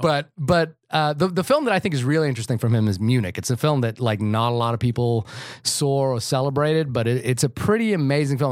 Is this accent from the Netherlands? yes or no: no; New Zealand; I'm a New Zealander